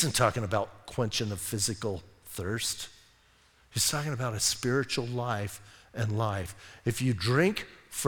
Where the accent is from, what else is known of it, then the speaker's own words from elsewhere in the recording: Bisbee, Arizona, United States; I'm from Bisbee